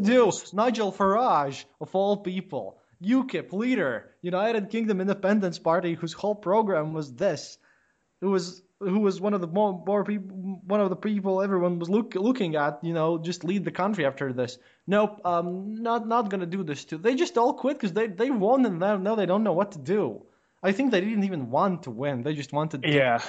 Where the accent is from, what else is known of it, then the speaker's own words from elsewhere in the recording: Latvia; I, I come from Latvia